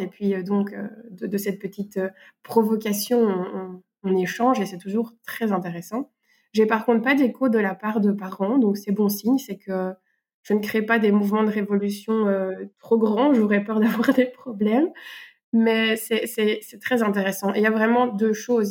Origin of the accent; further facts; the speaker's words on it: Belgium; accent: Belgian; Je suis professeur de français, euh, on va dire, euh, dans la vraie vie, euh, en Belgique. Peut-être que ben, mon accent se, montrera